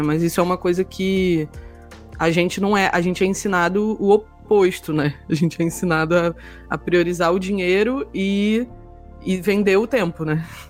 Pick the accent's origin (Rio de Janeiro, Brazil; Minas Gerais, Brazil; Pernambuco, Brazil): Rio de Janeiro, Brazil; Eu sou uma pessoa super do Sudeste e sou carioca